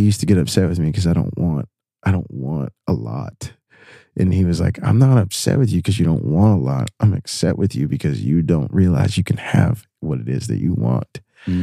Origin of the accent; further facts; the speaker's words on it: United States; I'm American